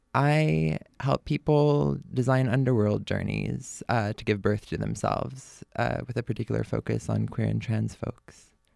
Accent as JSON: {"language": "English", "town": "Berkeley", "region": "California", "country": "United States", "tie": "born or raised there", "said": "I grew up here in Berkeley"}